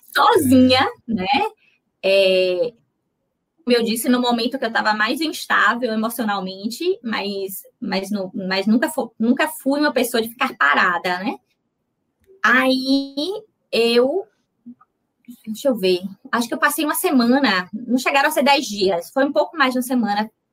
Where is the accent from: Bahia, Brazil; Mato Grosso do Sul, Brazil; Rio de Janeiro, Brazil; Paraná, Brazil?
Bahia, Brazil; Itabuna; moved away as an adult; now in Salvador, Brazil; eu sou de Itabuna. De Itabuna. Eu sou de Itabuna, fiz a faculdade na UESC, que é Ilhéus, né, do lado